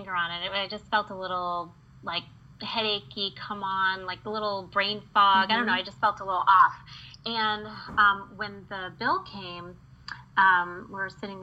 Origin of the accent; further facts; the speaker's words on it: Midwest, United States; I grew up in the Midwest